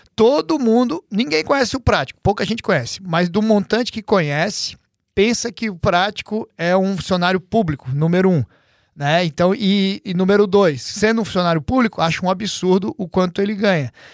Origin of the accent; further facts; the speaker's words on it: Santa Catarina, Brazil; now in United States; lá de Santa Catarina, onde todos nós somos de Santa Catarina